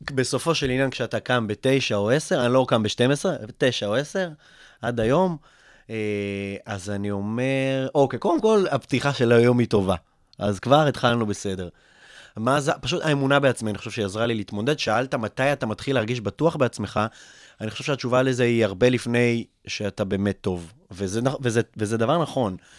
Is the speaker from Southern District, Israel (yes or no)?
no; Kfar Saba, Central District, Israel; also born or lived in Russia; מאוד נהניתי לגדול בכפר סבא